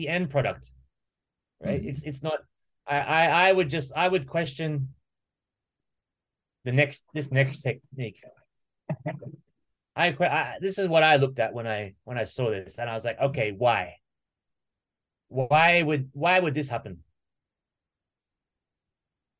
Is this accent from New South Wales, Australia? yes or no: no; Queensland, Australia; now in Japan; my home state of Queensland